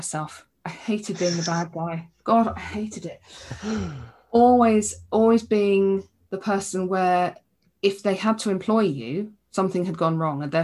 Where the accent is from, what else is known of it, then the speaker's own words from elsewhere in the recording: England, United Kingdom; I'm English